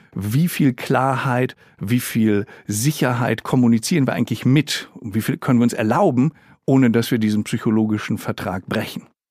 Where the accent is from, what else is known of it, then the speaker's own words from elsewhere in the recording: Germany; hier bei uns in Deutschland